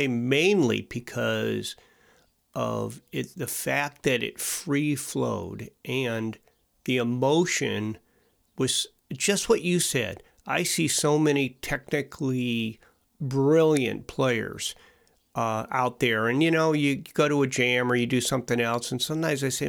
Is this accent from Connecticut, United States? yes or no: yes; Coventry, Connecticut, United States; now in Wethersfield, United States; I grew up in Coventry